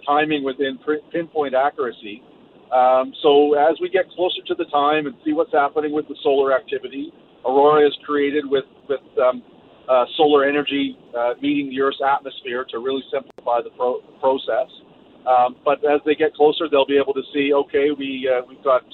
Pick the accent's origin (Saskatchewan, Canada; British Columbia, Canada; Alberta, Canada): Saskatchewan, Canada; now in Yukon, Canada; growing up in Saskatchewan